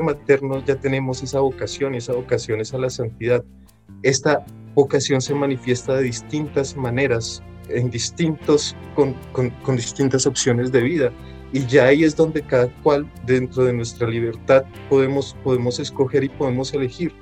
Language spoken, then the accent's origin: Spanish; Bogotá, Colombia; moved away as an adult; also born or lived in France; yo nací en Bogotá, pues en medio de una familia católica, practicante, eh, pues una juventud, una, una adolescencia, una infancia pues feliz, muy normal